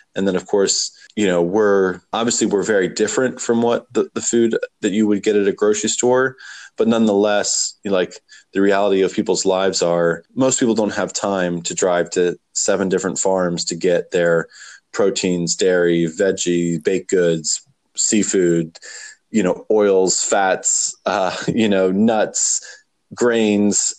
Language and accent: English; Warrenton, Virginia, United States; also born or lived in Charlottesville; we moved back to my hometown